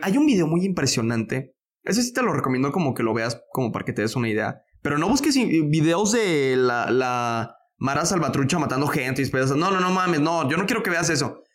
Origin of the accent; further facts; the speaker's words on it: Mexico; Como mexicano